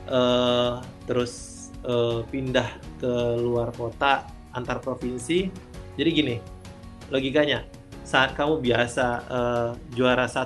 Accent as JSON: {"language": "Indonesian", "region": "Sumatra", "country": "Indonesia", "said": "Nah, ya zamannya kita anak Sumatera, pencapaiannya kan dulu festival itu setiap minggu tuh pasti ada pensi"}